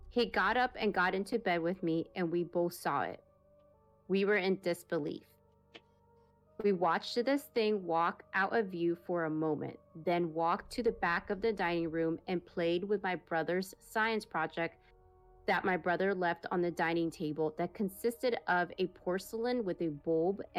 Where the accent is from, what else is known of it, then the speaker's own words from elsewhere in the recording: Peru; English is a second language; I'm originally from Peru. So please forgive my grandma. forgive my grammar.